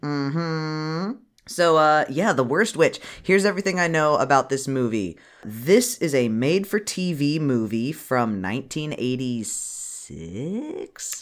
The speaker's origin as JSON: {"language": "English", "country": "United States", "said": "we're from America"}